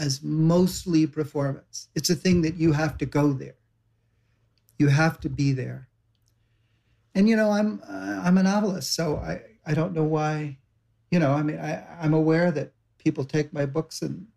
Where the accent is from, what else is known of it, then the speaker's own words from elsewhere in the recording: Savannah, Georgia, United States; now in New York, United States; I come from Savannah